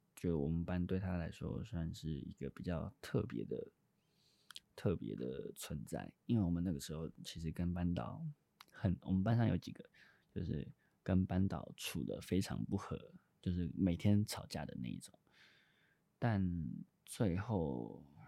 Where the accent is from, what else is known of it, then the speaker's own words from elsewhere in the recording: Taipei, Taiwan; 我在台北市的学校